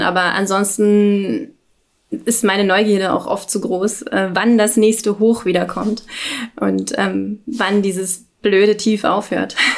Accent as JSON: {"language": "German", "region": "Berlin", "country": "Germany", "said": "ich komme aus Berlin"}